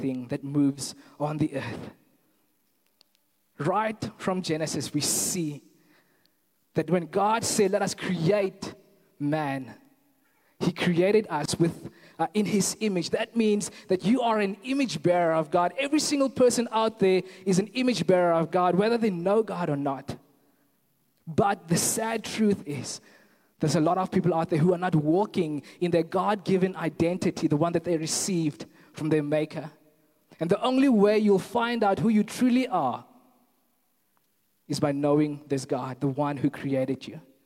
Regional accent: Kathu, Northern Cape, South Africa; moved away as an adult; now in Stellenbosch, South Africa; I'm originally from a very small town in the Northern Cape called Katu

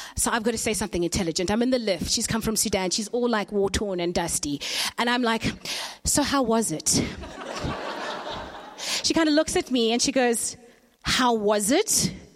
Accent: Zimbabwe; I was born in Zimbabwe.

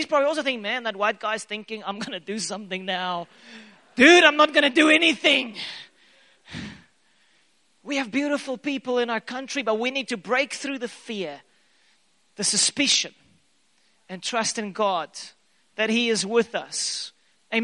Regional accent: South Africa; I am a South African.

